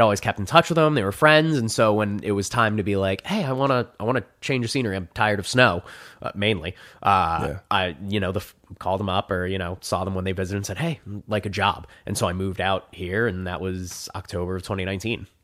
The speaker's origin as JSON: {"language": "English", "region": "New Jersey", "country": "United States", "tie": "born or raised there", "moved": "as an adult", "lives_now": "Phoenix, United States", "said": "there's a Six Flags in my hometown. Six Flags Great Adventure."}